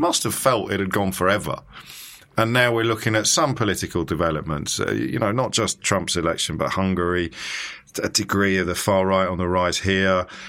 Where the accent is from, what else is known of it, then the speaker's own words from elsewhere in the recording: Midlands, United Kingdom; for a kid growing up in the Midlands